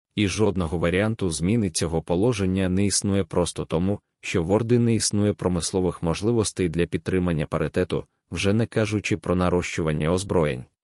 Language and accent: Ukrainian; Ukraine; ми з України